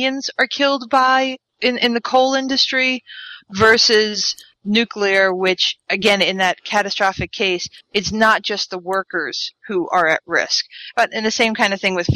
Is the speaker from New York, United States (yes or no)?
yes; Long Island, New York, United States; I grew up on Long Island